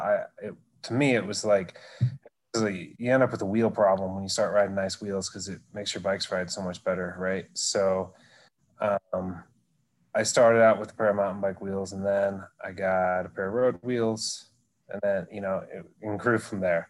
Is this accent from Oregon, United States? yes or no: yes; Oregon, United States; growing up in Oregon